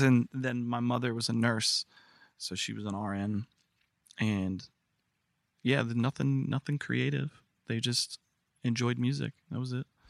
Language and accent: English; Newport News, Virginia, United States; moved away; Newport News, Virginia